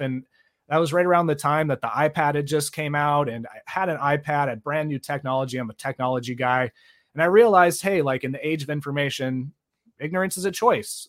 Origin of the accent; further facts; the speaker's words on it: Bay Area, California, United States; I grew up in the Bay Area.